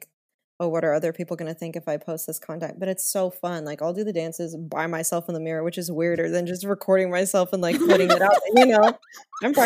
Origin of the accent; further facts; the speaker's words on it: Las Vegas, Nevada, United States; moved away as an adult; now in Los Angeles, United States; I'm from Vegas